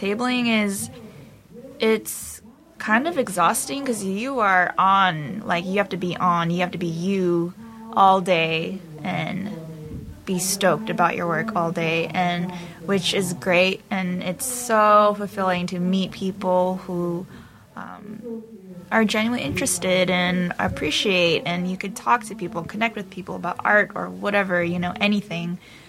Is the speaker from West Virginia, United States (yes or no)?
no; California, United States; The Valley.